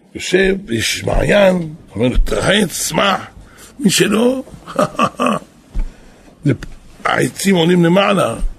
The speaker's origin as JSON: {"language": "Hebrew", "town": "Jerusalem", "region": "Jerusalem District", "country": "Israel", "tie": "born or raised there", "said": "אנחנו פה גדלנו"}